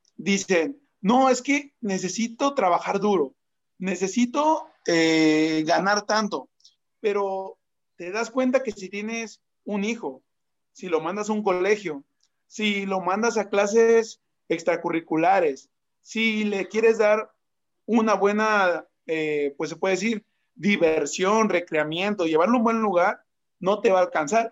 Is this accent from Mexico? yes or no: yes; Mexico; Soy marquetero, soy mexicano